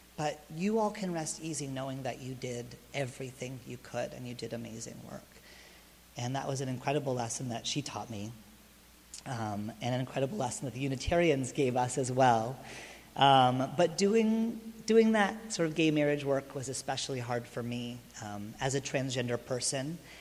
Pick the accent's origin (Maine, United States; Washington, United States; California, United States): California, United States; Lancaster; moved away as an adult; also born or lived in New York City; I was raised in Lancaster